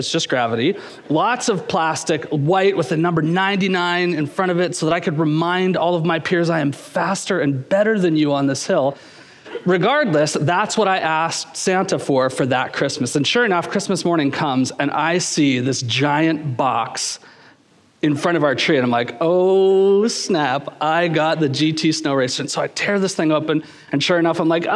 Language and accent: English; Kingston, Ontario, Canada; I was just a kid growing up in Kingston, Ontario